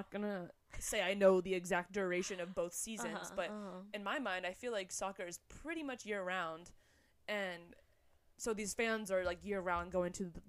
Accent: Atlanta, Georgia, United States; I grew up in Atlanta

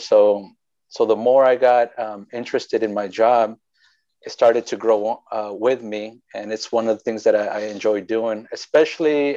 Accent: Wasco, California, United States; I'm actually from Wasco, born and raised there, and you know I think one of the few that that still live in the place that they were born

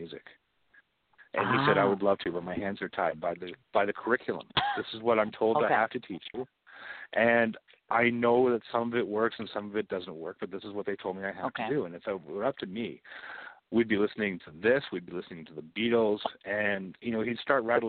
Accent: Canadian side of the border near Detroit, Ontario, Canada; also born or lived in London, Ontario; I grew up near Detroit. I'm the Canadian side of the border, but very close to Detroit

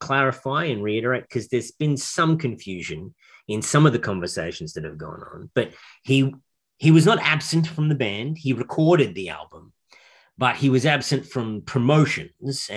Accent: Australia; I and my intrepid brother, David, we're both from Australia. We're not even Americans

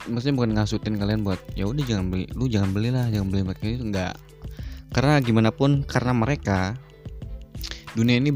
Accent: West Java, Indonesia; jujur aku tuh orang Sunda ya aing teh orang Sunda

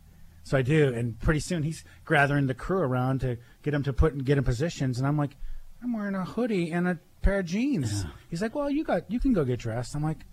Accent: Erie, Pennsylvania, United States; I was born here in Erie in the mid-60s

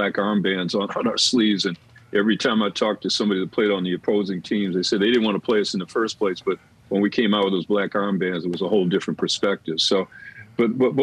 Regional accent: Detroit, Michigan, United States; moved away as an adult; now in San Diego, United States; I'm being born and raised in Detroit

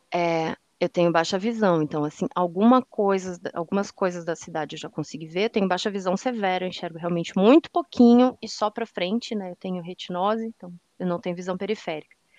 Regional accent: Canoas, Rio Grande do Sul, Brazil; moved away; also born or lived in Curitiba / Salvador / Teixeira de Freitas, Bahia; Hoje voltei para minha cidade natal, Canoas, no Rio Grande do Sul

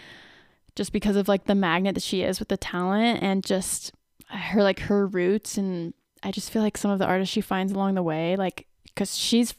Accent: North Carolina, United States; I'm from the South. I'm from North Carolina

